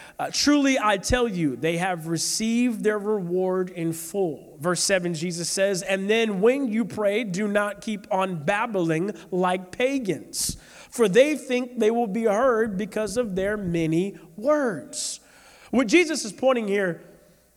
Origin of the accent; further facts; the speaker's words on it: St. Petersburg, Florida, United States; I'm from South St. Pete